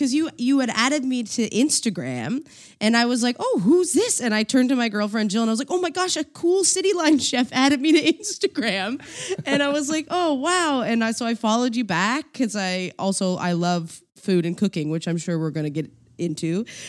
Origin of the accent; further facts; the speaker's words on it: East Coast, United States; You can swear on this podcast. Who cares? I'm from the East Coast.